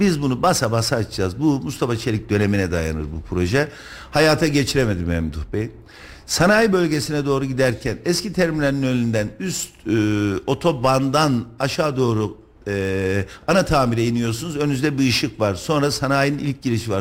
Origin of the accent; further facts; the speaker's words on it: Kayseri Province, Turkey; Ben Kayseriliyim, ben ticaret yapıyorum, ben tüccarım